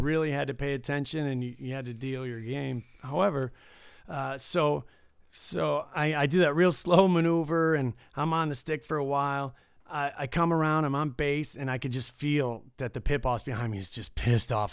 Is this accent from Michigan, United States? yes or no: yes; Detroit, Michigan, United States; now in Las Vegas, United States; I grew up in Detroit